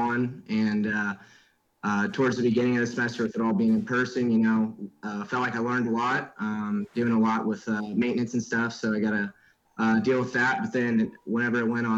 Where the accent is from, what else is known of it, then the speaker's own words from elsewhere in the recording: Andale, Kansas, United States; from Andel, Kansas, a little town outside of Wichita, about 15 minutes